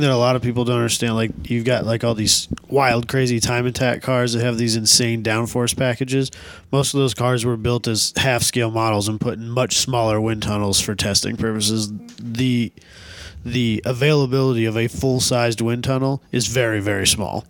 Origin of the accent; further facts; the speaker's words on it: Northwest Iowa, United States; just ten, fifteen minutes from our hometowns